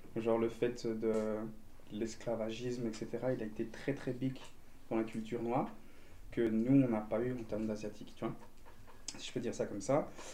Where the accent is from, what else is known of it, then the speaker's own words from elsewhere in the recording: Belgium; first language French; je suis belge avec des origines vietnamiennes